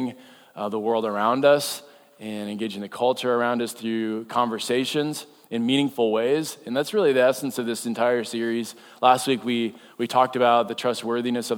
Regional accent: North Dakota, United States; now in Iowa, United States; I'm from North Dakota, and so that means I heard there was a blizzard and me and my son went ice fishing. That's what you do in North Dakota

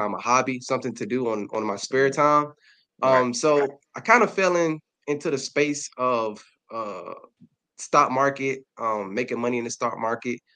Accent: Darlington, South Carolina, United States; now in Columbia, United States; I'm from Darlington, South Carolina, a humbling city right outside of Florence.

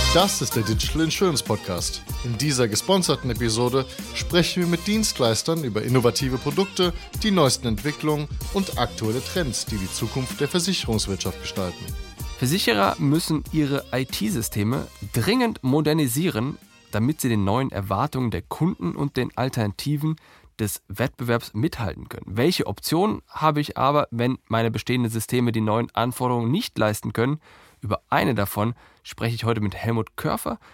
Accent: Herdecke, North Rhine-Westphalia, Germany; die äh, Gegend von Dortmund ist meine Heimat. Ich bin in Herdecke groß geworden.

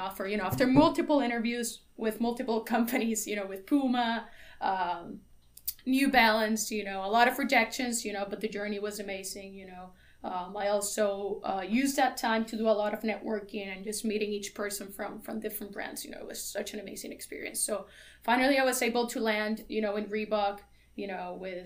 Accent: Carolina, Puerto Rico; moved away as an adult; also born or lived in Pennsylvania; I was born and raised in Carolina, Puerto Rico

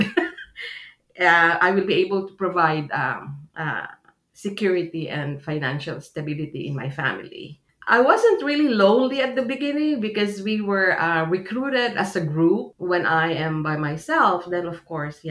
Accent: Philippines; moved away as an adult; now in United States; I immigrated from the Philippines to the United States way back, I think it was March of 1980

